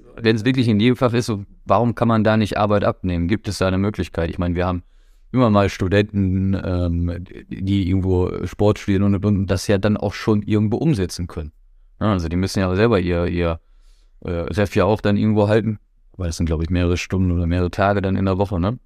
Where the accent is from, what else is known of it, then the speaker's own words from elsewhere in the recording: Herford, North Rhine-Westphalia, Germany; ich komme aus Herford, da haben wir VfL und TG. Ich habe in der Jugend bei VfL gespielt